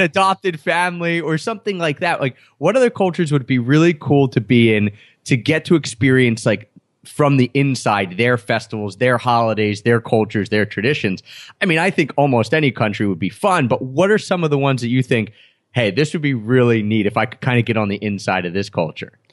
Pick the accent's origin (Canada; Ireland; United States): United States; suburbs of Philadelphia, Pennsylvania; the area that I grew up on, the East Coast and the suburbs of Philadelphia.